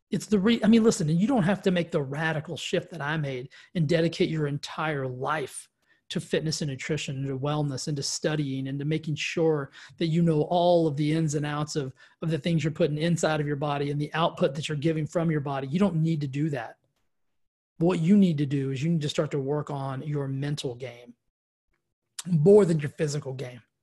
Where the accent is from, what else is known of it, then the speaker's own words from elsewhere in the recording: West Texas, United States; I grew up in Texas, West Texas